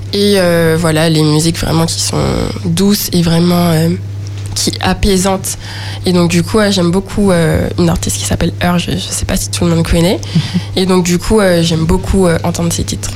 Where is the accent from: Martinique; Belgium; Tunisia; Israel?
Martinique; Le Robert; also born or lived in Schœlcher; je viens du Robert